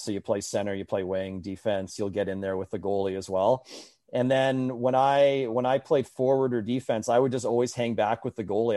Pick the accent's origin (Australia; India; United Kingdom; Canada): Canada; Winnipeg, Manitoba; growing up in Winnipeg